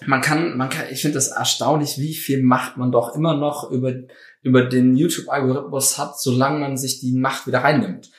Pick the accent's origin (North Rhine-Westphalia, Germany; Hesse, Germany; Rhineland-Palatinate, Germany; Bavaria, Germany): North Rhine-Westphalia, Germany; Cologne / Bonn; also born or lived in Brussels; als Kölner, Bonner